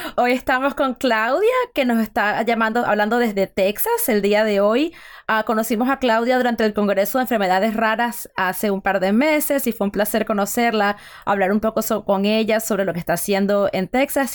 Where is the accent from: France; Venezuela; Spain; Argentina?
Venezuela; yo soy venezolana